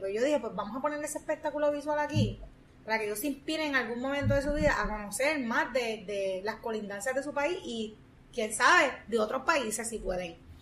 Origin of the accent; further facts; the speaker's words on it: Puerto Rico; como seres humanos puertorriqueños que somos, caribeños